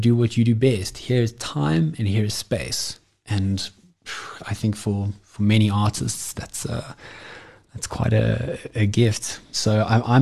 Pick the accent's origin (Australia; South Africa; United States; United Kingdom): South Africa; as South African musicians